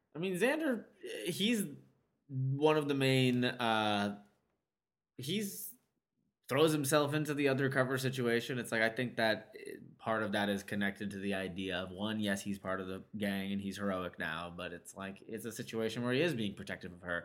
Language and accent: English; United States; as an American male